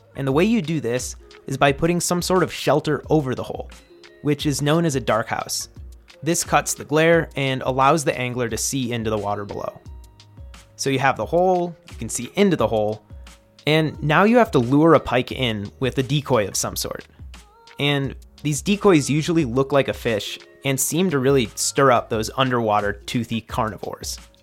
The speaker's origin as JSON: {"language": "English", "region": "Midwest", "country": "United States", "said": "as a Midwesterner"}